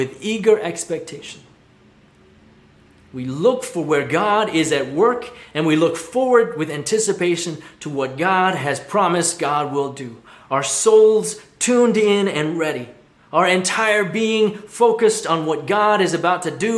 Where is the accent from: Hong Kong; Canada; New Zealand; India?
Hong Kong; moved away; where I grew up in Hong Kong